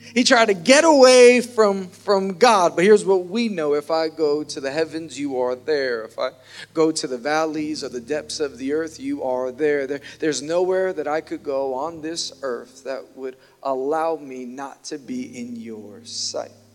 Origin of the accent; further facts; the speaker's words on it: New York City, New York, United States; I'm from Queens